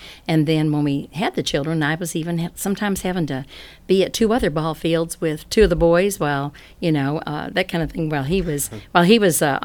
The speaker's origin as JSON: {"language": "English", "town": "Chicago", "region": "Illinois", "country": "United States", "tie": "born or raised there", "moved": "yes", "lives_now": "Athens, United States", "said": "I'm not from here, and I was raised in Chicago, Illinois"}